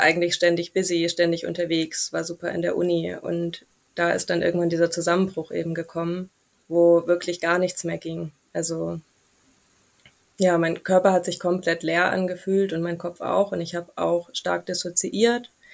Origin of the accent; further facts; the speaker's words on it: near Stuttgart, Baden-Württemberg, Germany; now in Munich, Germany; ich komme ursprünglich aus der Nähe von Stuttgart und wohne mittlerweile in München